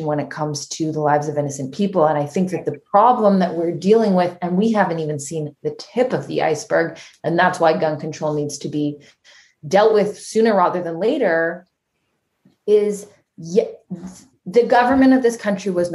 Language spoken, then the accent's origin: English; Canada; now in United States; Being Canadian